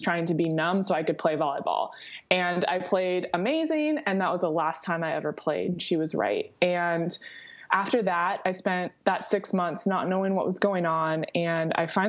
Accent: Southern California, United States; I grew up in Southern California

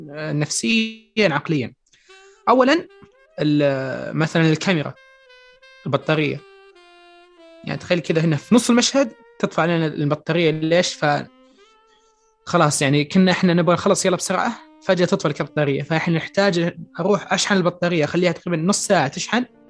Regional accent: Saudi Arabia; عندنا في السعودية

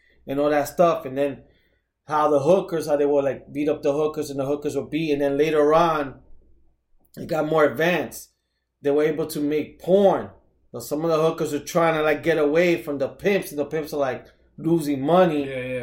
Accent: New York City, New York, United States; growing up in the Heights

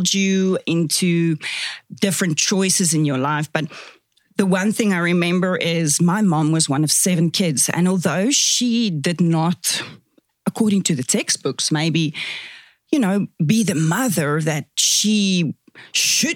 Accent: South Africa; accent: Afrikaans; first language Afrikaans; English is a second language; moved away as an adult; now in Kelowna, Canada; it's also my culture where I'm from. I'm Afrikaans, is my first language, hence the weird accent

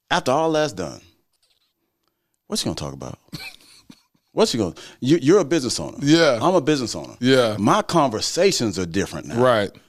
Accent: the South, United States; I grew up in the South, man.

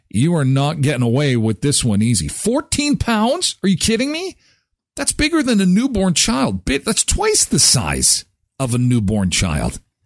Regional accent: Canada; being Canadian

